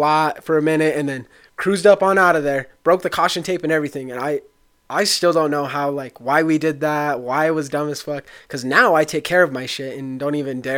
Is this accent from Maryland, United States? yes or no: no; La Jara, Colorado, United States; we come from La Jara, Colorado. That was where our high school was